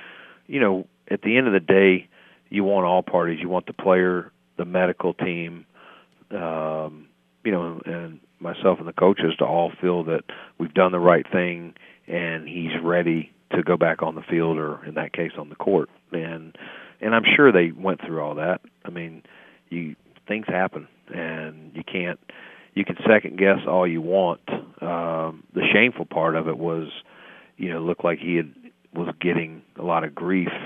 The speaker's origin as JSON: {"language": "English", "region": "North Carolina", "country": "United States", "said": "I'm from North Carolina"}